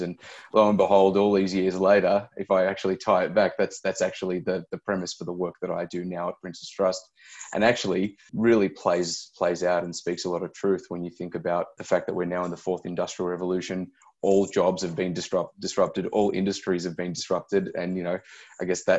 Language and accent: English; Melbourne, Victoria, Australia; I grew up in Melbourne's western suburbs